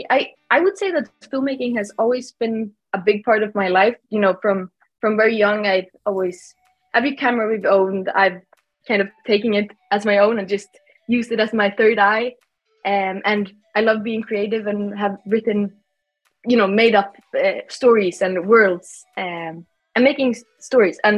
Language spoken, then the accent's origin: English; Sweden; English is a second language; moved away; also born or lived in Iceland; I'm from Iceland, but also Sweden. Um, I have kind of an identity crisis here, but yeah, I'm I'm 20 years old. I was born in Iceland uh, moved to Sweden.